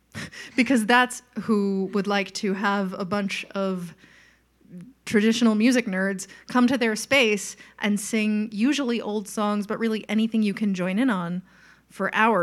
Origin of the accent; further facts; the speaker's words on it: Long Island, New York, United States; moved away as an adult; and then I'm from Long Island, New York, and when I was 27, I looked around